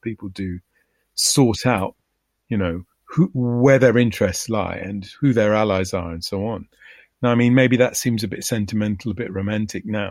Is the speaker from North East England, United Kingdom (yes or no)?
no; London, United Kingdom; I grew up in London, and I knew that there were huge areas of the city that I could not go